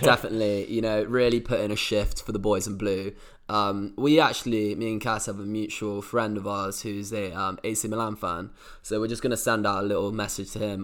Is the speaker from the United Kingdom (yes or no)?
yes; England, United Kingdom; As a Brit